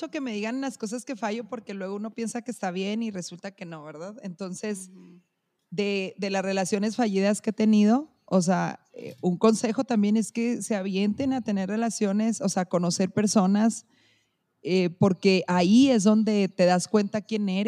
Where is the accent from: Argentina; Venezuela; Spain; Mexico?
Mexico; Chihuahua; soy mexicana y soy de Chihuahua